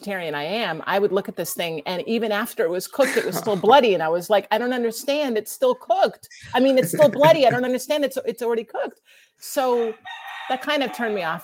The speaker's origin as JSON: {"language": "English", "town": "New York City", "region": "New York", "country": "United States", "tie": "born or raised there", "said": "I grew up in New York and both my parents were writers"}